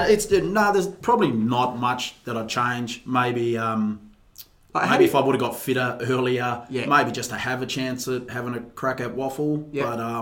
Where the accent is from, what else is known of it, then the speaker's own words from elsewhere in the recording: Gosnells, Western Australia, Australia; also born or lived in Armadale, Western Australia / Langford, Western Australia; I grew up in Gosnells, Armidale, Langford. So I grew up in the areas which are heavily saturated by Aboriginal people and all my mob too, through relations.